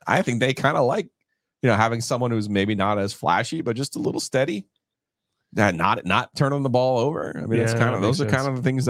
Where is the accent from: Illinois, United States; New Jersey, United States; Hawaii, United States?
New Jersey, United States; moved away; I am from Jersey.